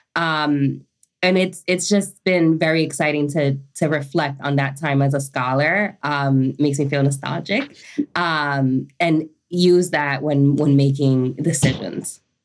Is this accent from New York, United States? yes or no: yes; New York, United States; also born or lived in Dominican Republic; I was born in Dominican Republic, came to New York when I was five with my mom and my brother